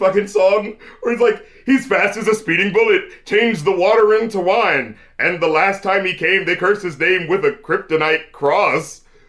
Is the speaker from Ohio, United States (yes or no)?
no; North Carolina, United States; even though I'm from North Carolina